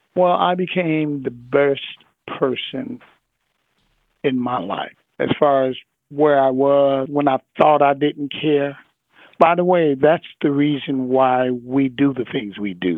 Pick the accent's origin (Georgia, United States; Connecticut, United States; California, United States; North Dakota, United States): California, United States; Los Angeles; I come from South Central